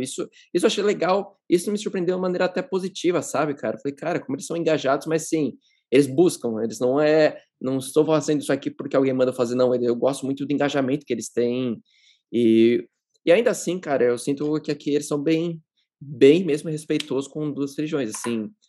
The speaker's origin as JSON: {"language": "Portuguese", "region": "São Paulo", "country": "Brazil", "moved": "as an adult", "lives_now": "United Arab Emirates", "said": "Eu sou de São Paulo."}